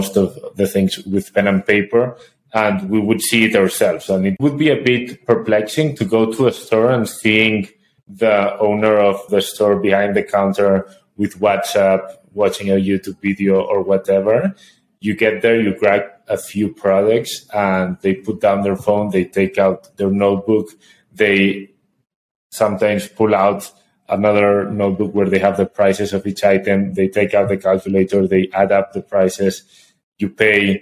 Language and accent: English; Spain; moved away as an adult; now in Colombia; We are both from Spain